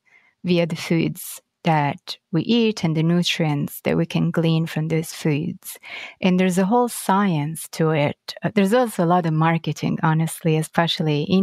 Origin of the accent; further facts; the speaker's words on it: Florence, Tuscany, Italy; now in New York, United States; I was born and raised in Florence in Italy